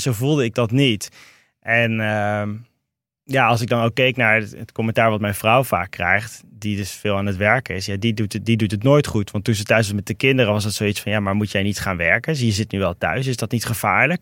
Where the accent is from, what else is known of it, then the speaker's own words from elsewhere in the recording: Rotterdam, South Holland, Netherlands; moved away as an adult; also born or lived in Meppel / Toronto; ben in Rotterdam opgegroeid. ja. En, en in Meppel